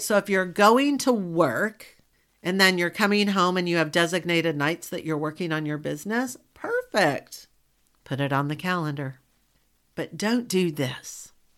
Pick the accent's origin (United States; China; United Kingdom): United States; Southern; accent: Southern; my Southern colloquialisms